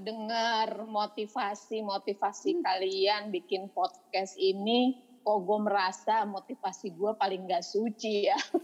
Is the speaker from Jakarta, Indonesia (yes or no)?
yes; Jakarta, Indonesia; also born or lived in Malang; gedenya Jakarta sih, cuma numpang lahir doang di Malang